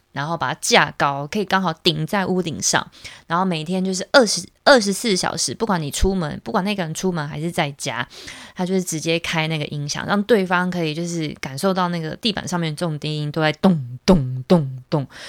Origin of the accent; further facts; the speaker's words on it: Taiwan; 像我们台湾聚会，我们可能就是在一个咖啡厅，或者是在餐厅里面